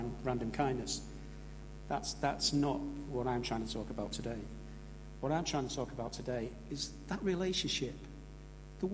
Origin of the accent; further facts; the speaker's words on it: St Helens, North West England, United Kingdom; also born or lived in Birchwood; now in Warrington, United Kingdom; I moved to Warrington in the late 1970s. I came from St Helens